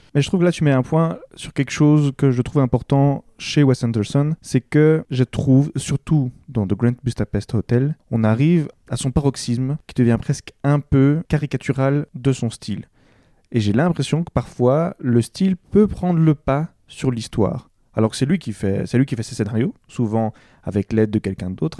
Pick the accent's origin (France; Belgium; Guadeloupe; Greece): Belgium; nous sommes belges